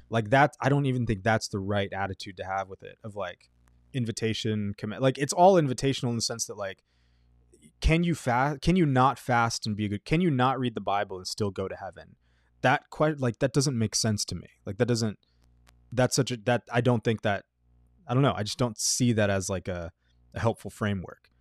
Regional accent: Texas, United States; in middle school, uh, growing up in Texas

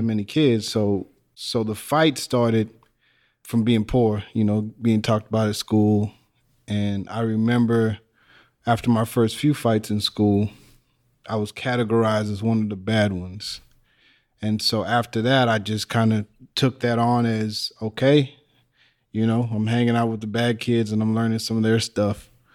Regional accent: Texas, United States; also born or lived in Illinois; I was born in Illinois, but shortly after that, we moved to Texas. I may have been three and we lived close to Mexico, by the border of Mexico

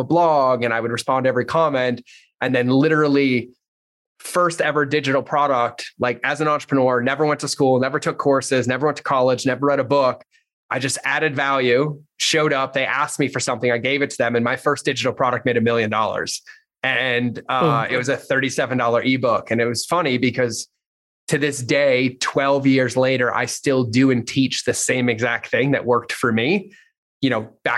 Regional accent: Massachusetts, United States; I grew up in Massachusetts, pretty shitty childhood

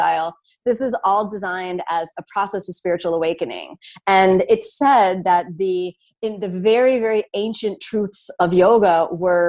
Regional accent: Miami, Florida, United States; moved away as an adult; also born or lived in New York City; I'm from Miami

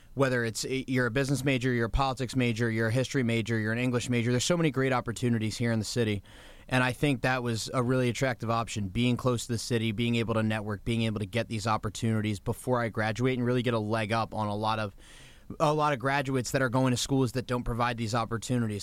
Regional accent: Kensington, Maryland, United States; also born or lived in Washington, D.C.; we grew up on Capitol Hill, and then when I was about nine years old, we moved to Kensington, Maryland, right outside Bethesda

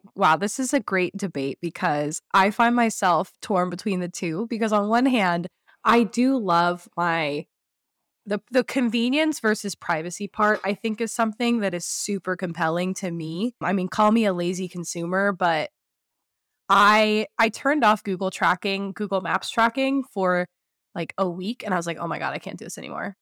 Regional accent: California, United States; moved away; I'm originally from California

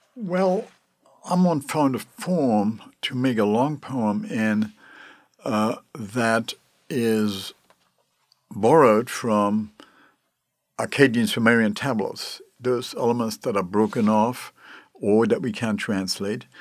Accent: Luxembourg; moved away; I come from Luxembourg originally

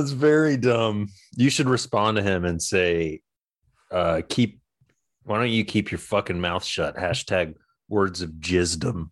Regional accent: Georgia, United States; I'm from Georgia

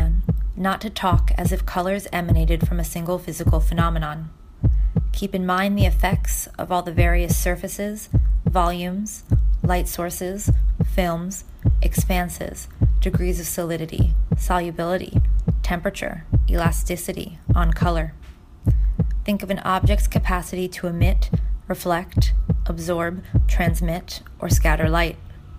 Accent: New York City, New York, United States; Born and raised. Native New Yorker.

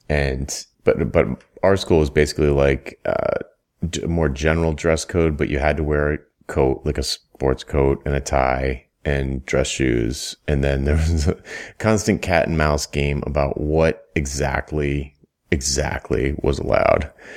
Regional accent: United States; growing up in the United States

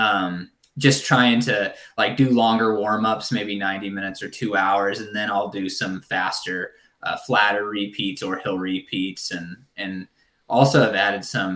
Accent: Southern Oregon, United States; moved away as an adult; also born or lived in Ashland, Oregon; now in Sacramento, United States; a community college back in my hometown in Southern Oregon

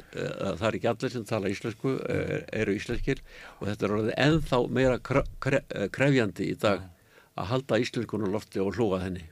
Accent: Reykjavík, Capital Region, Iceland; ég var alveg upp á Eilskotunni hérna Eilskotu 30

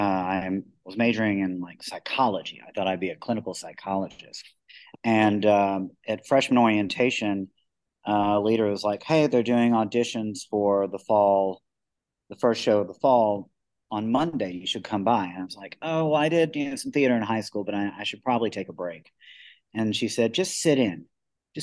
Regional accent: McKenzie, Tennessee, United States; moved away; McKenzie, Tennessee, it's a small town in West Tennessee, about 5,600 people

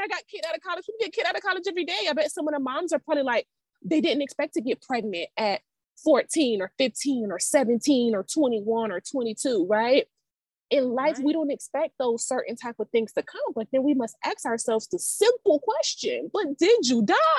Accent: Savannah, Georgia, United States; also born or lived in Atlanta, Georgia; I'm from Savannah

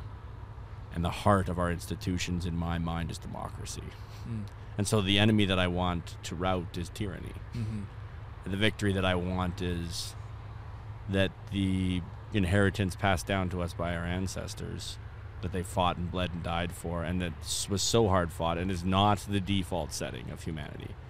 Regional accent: Red Deer, Alberta, Canada; Red Deer, which is my hometown, which is, happens to be between Edmonton and Calgary.

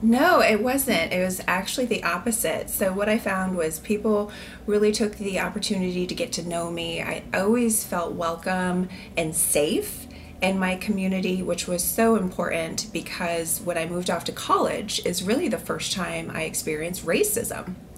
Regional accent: Columbus, Nebraska, United States; growing up in Columbus, Nebraska

